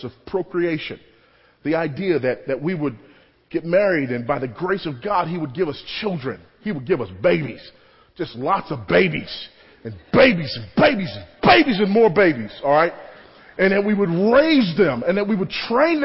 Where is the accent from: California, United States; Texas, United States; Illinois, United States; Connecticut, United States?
California, United States; Los Angeles; I grew up in Los Angeles, California